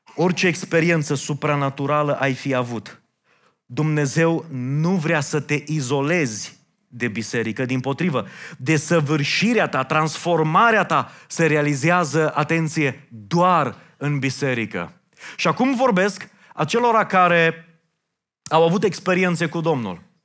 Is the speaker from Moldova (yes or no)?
no; Romania; noi, ca români